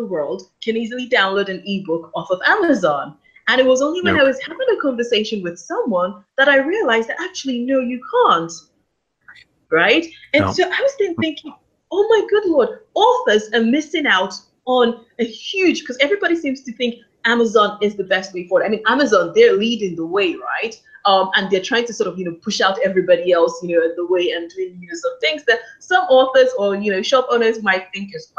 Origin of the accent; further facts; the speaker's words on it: Nigeria; I'm Nigerian, so you can imagine in Nigeria, they are, close to 200 million people